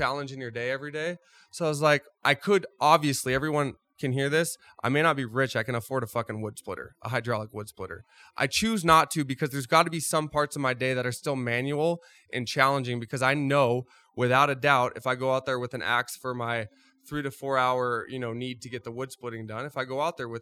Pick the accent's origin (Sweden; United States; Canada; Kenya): United States; Groveland, California; I grew up outside of Yosemite National Park, small town called Groveland, California